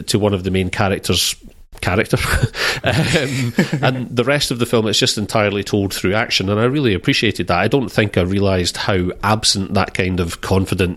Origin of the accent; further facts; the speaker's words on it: United Kingdom; as a Brit